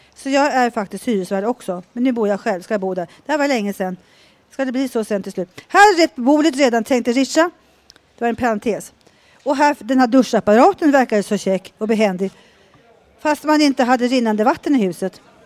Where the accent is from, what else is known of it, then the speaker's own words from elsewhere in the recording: Mora, Dalarna County, Sweden; moved away; Från jag är eh, från Dalarna.